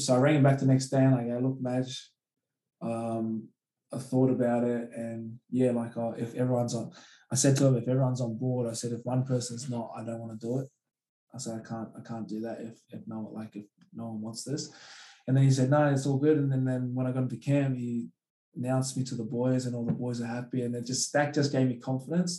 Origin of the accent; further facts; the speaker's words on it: Australia; also born or lived in Hamilton, New Zealand; I am Australian because like, I've like, my, my, my father was born here